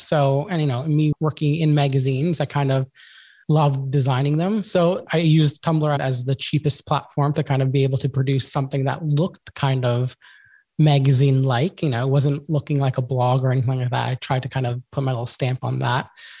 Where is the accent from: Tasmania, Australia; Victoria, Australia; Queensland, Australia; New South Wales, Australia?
New South Wales, Australia; Sydney; my hometown here in Sydney. When I started Sydney, it's a beach city.